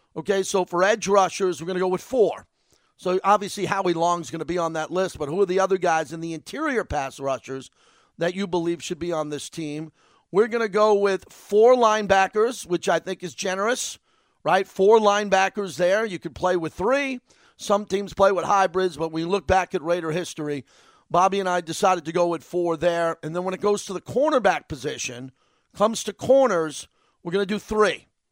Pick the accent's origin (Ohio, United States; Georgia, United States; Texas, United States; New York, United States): New York, United States; moved away as an adult; I grew up in New York